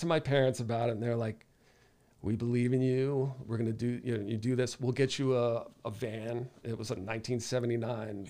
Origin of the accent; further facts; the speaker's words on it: North Haven, Connecticut, United States; I grew up in North Haven